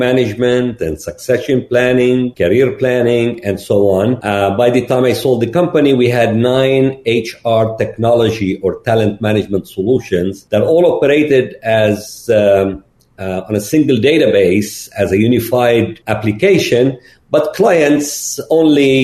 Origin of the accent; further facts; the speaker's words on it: Lebanon; moved away as an adult; also born or lived in Gulf / Austin, Texas; I'm originally from Lebanon